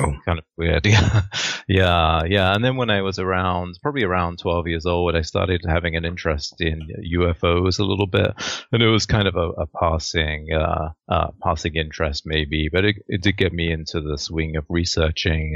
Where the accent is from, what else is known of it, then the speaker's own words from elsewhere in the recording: London, United Kingdom; moved away as an adult; now in North America; I've been living in North America for about 2 decades, but I'm actually from Southeast London originally, which is about 30 minutes by train into the center of London. But yeah, so I grew up really in a pretty small suburb.